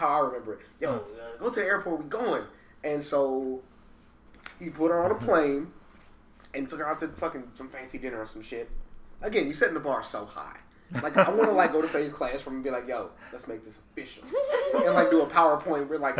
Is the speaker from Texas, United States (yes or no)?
yes; San Antonio, Texas, United States; I grew up in San Antonio, so it's so close to here